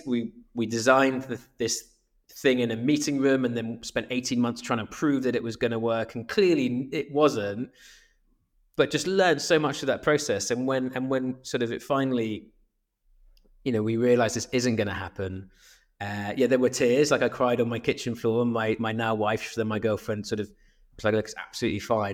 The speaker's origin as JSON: {"language": "English", "town": "Swansea", "region": "Wales", "country": "United Kingdom", "tie": "born or raised there", "also_born_or_lived": "Exeter", "moved": "as an adult", "said": "I grew up in Swansea in South Wales"}